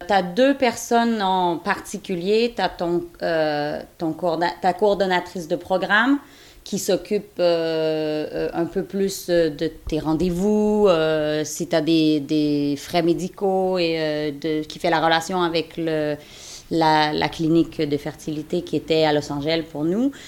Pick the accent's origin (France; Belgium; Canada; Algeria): Canada; Quebec; now in Indiana, United States; je suis canadienne de Québec, mais j'habite euh, en Indiana, aux États-Unis